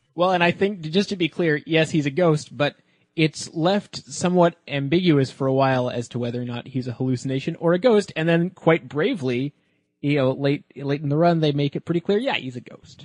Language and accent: English; Canada; it's not news that I'm Canadian, and, uh, that means that growing up, I, uh, was subjected to a lot of terrible English Canadian television.